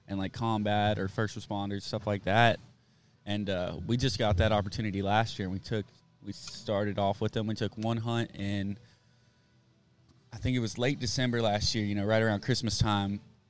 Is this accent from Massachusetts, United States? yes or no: no; Austin, Texas, United States; I grew up in South Austin